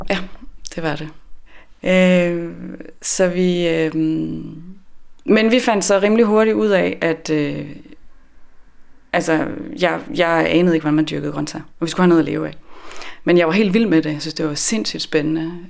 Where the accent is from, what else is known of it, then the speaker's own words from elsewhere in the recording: west of Aarhus, Central Denmark Region, Denmark; moved away as an adult; also born or lived in Copenhagen / Sweden / Norway / Ollerup; now in Svendborg, Denmark; Jeg er øh, fra Aarhus, eller vest for Aarhus, hvor jeg er vokset op øh, 12 km uden for Aarhus i en lille øh, landsby ude på landet.